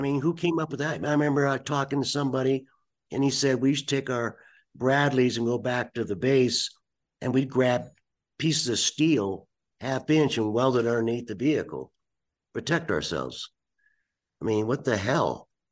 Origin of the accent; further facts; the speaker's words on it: United States; as an American